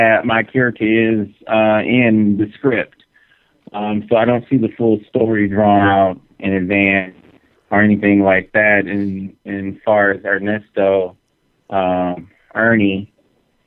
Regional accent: Houston, Texas, United States; also born or lived in Santa Fe; now in Los Angeles, United States; I was born and raised in Houston.

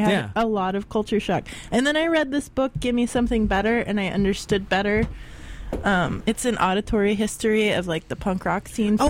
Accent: Gainesville, Florida, United States; moved away; I grew up there and that's my hometown.

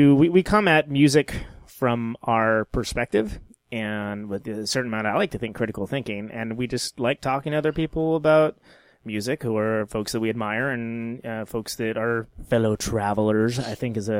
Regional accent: Modesto, California, United States; I'm from I'm from Stanislaus, so it's one county over. I'm Central Valley, Modesto.

